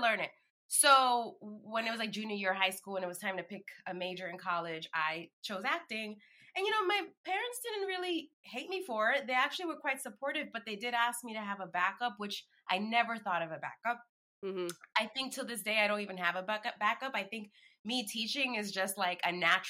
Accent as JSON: {"language": "English", "town": "New York City", "region": "New York", "country": "United States", "tie": "born or raised there", "moved": "yes", "said": "I grew up in the Bronx."}